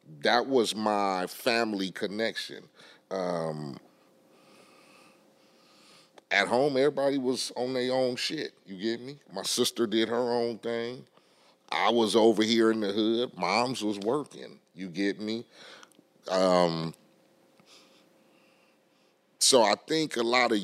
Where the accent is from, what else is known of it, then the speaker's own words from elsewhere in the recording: Compton, California, United States; I grew up in Compton, in Spooktown.